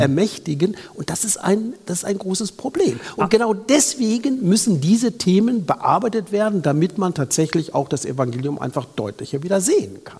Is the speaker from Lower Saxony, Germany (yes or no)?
yes; Lower Saxony, Germany; komme ich aus Niedersachsen